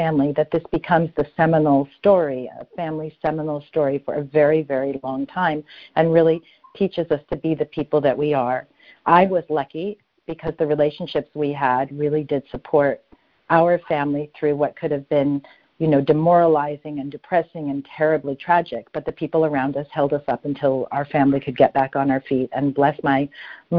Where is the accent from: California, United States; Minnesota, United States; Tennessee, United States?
California, United States; Los Angeles; I was born in Los Angeles.